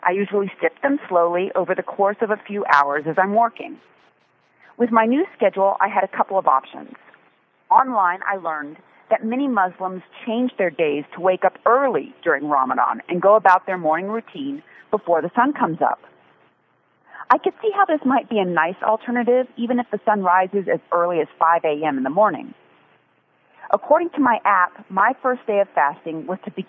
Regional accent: Texas, United States; moved away; also born or lived in Dallas / Austin; I was born in Texas. I was a kid in Dallas and Austin

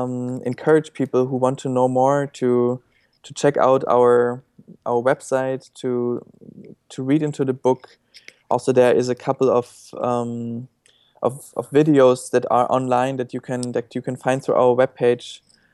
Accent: Germany; English is a second language; Well, I grew up in Germany.

